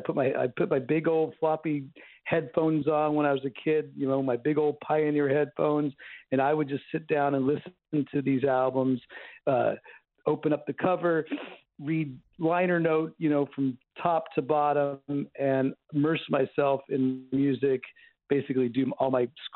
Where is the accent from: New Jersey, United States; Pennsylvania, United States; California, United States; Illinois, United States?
California, United States; Bay Area, outside of Oakland; now in Los Angeles, United States; Yeah, originally I'm from the Bay Area. I'm from outside of Oakland, California.